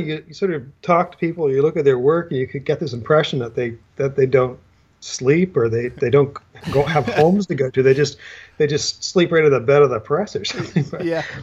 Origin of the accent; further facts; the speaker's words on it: New Brunswick, Canada; moved away as an adult; also born or lived in Ontario; I grew up in New Brunswick